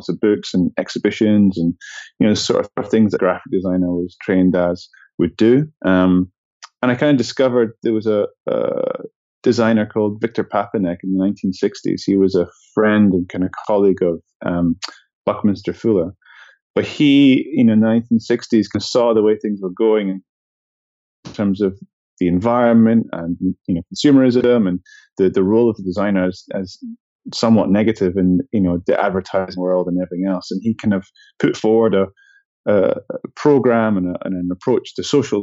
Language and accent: English; Edinburgh, Scotland, United Kingdom; where I grew up in Scotland